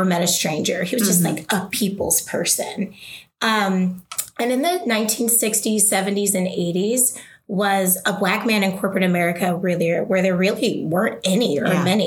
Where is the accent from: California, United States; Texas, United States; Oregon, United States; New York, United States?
Oregon, United States; moved away as an adult; also born or lived in the South (US); I grew up in Oregon, but I've lived in the South for a while.